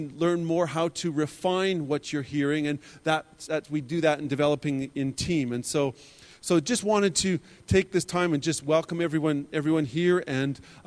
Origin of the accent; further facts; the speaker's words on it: Alberta, Canada; I was born and raised in Alberta, Canada. I was born just north of Calgary, and I grew up just south of Calgary.